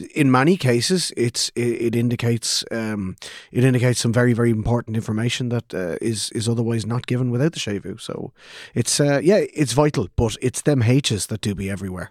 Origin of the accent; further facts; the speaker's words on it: Ireland; we, as Irish speakers growing up in Ireland, or even as English speakers growing up in Ireland